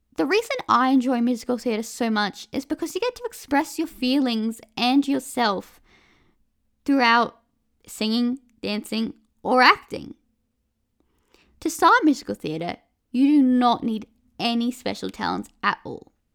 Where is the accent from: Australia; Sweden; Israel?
Australia; I'm from Australia